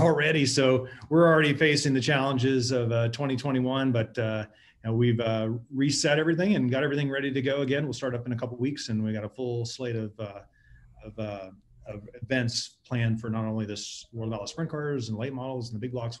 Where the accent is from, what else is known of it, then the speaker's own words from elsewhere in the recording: Texas, United States; growing up in Texas